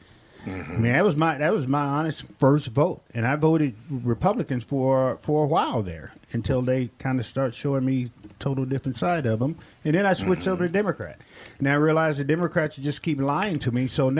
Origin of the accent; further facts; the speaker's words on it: Millington, Tennessee, United States; So I grew up on Marine Corps bases. And one of the things, now this is 19—think about it, 1970, Memphis, Tennessee. Millington, Tennessee, down south.